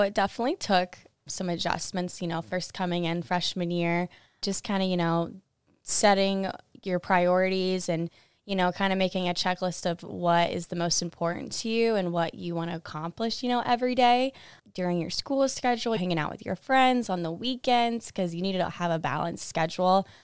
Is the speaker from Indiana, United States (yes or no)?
yes; Monticello, Indiana, United States; moved away as an adult; now in Iowa City, United States; I'm from Monticello, Indiana, and I run cross country and track here.